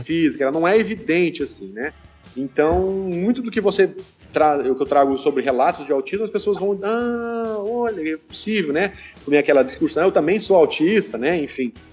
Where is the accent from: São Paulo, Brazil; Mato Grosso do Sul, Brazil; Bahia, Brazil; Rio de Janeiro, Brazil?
São Paulo, Brazil; now in Ceará, Brazil; eu sou paulista